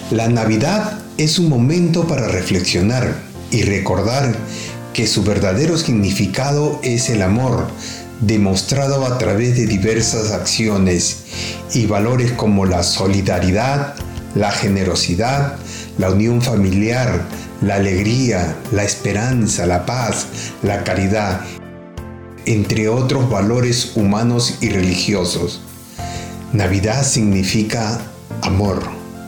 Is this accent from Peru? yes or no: yes; Peru; now in Australia; Soy peruano de nacimiento